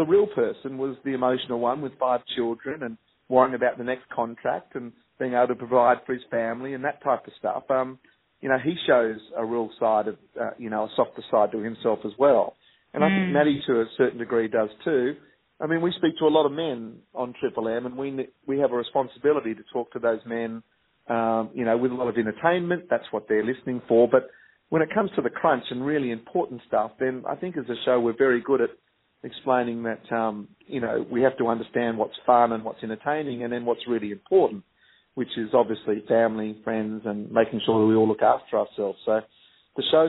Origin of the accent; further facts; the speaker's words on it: Sydney, New South Wales, Australia; also born or lived in Wahroonga; I grew up in Pimble, and I went to school in Wurrunga, and I bought my first house in Wurrunga